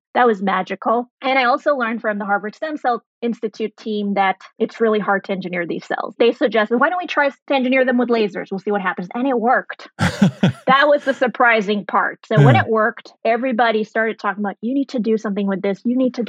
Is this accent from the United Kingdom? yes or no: no; Germany; also born or lived in Saudi Arabia / Sri Lanka; So I was born in Saudi Arabia. I grew up in Germany. Went to high school in Sri Lanka